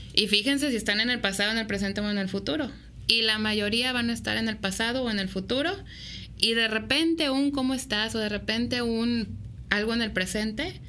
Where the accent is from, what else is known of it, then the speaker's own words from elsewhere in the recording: Mexico; como mexicanos